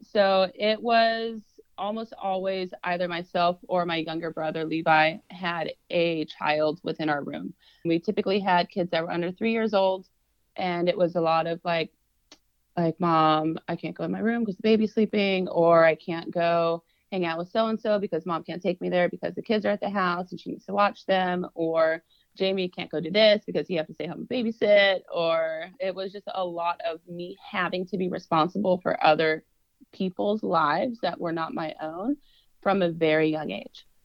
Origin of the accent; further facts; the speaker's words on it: Raymore, Missouri, United States; moved away as an adult; also born or lived in Phoenix, Arizona / Kansas City, Missouri; now in Frisco, Texas, United States; I grew up in Raymore, Missouri, and Peculiar was right next to it